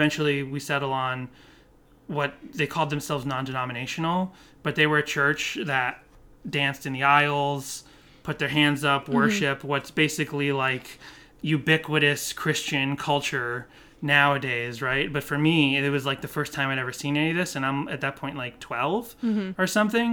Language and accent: English; Boston, Massachusetts, United States; My parents used to take us to a Baptist church, but we grew up in Boston